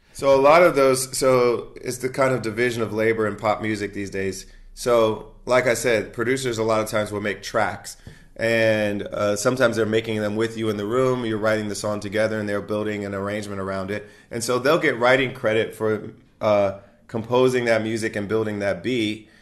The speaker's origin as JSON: {"language": "English", "region": "Ohio", "country": "United States", "moved": "yes", "said": "she's also from Ohio, like myself"}